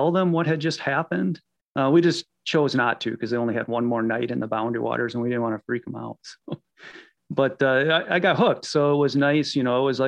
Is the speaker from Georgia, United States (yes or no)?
no; Iowa, United States; I grew up in Iowa hunting and fishing, hiking